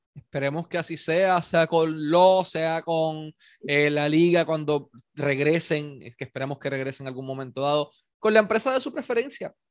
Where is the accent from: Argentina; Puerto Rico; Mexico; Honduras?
Puerto Rico; Ponce; yo nací aquí, yo soy de Ponce toda mi vida